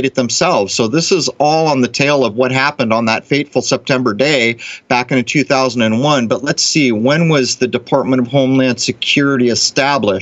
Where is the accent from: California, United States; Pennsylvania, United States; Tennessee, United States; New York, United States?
California, United States; now in Rhode Island, United States; California, back to my home state